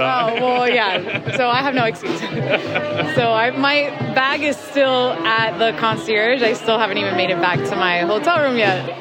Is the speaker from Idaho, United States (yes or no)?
no; Florida, United States; I'm from Florida